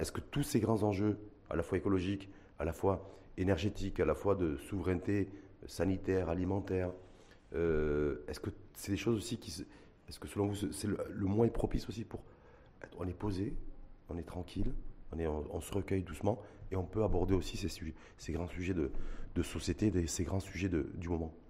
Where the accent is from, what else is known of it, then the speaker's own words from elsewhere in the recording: Morocco; chez nous au Maroc